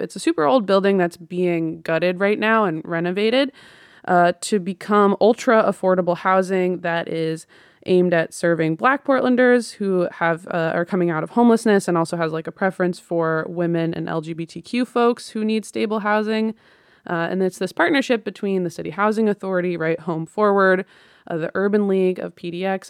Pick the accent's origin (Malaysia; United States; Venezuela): United States; the Northwest, Pacific Northwest; growing up in the Northwest